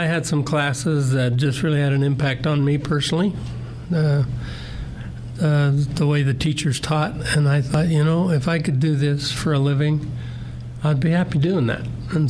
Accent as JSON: {"language": "English", "town": "Murray", "region": "Utah", "country": "United States", "tie": "born or raised there", "also_born_or_lived": "Fountain Green, Sanpete County, Utah / Salt Lake City, Utah", "said": "I was born in San Pete County and then moved to Salt Lake for a while and then really was raised in Murray."}